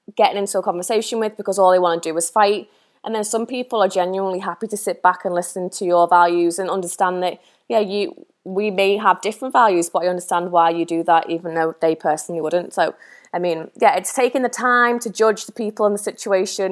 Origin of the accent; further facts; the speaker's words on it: the Wirral, North West England, United Kingdom; moved away; I was born and raised on the Wirral